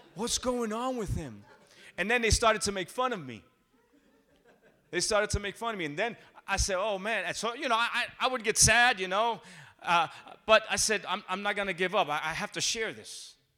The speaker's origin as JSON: {"language": "English", "region": "New Jersey", "country": "United States", "tie": "born or raised there", "said": "I'm born and raised in New Jersey. My parents are from Puerto Rico. I say I'm a Jersey Rican"}